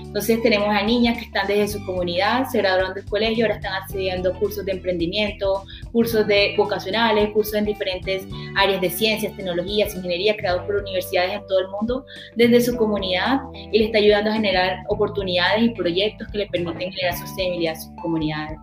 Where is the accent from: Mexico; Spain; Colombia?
Colombia; now in United States; la mayoría somos colombianos